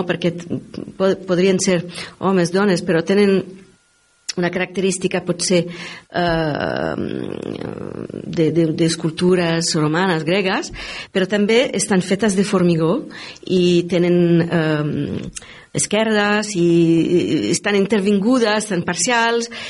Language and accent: Catalan; France; Catalan is a second language; also born or lived in Milan, Italy; now in Tarragona, Spain; a Milà. Eh, he crescut una part de la meva vida allà. Eh, he viscut a França, eh, una gran part, soc francesa, però...